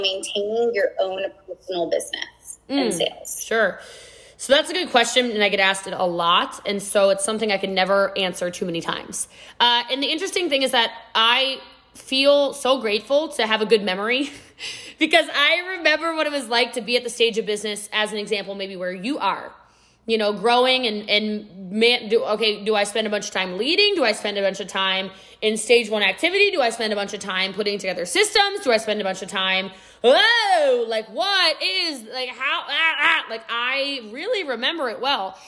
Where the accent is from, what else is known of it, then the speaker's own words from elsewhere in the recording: Texas, United States; I'm a Texan too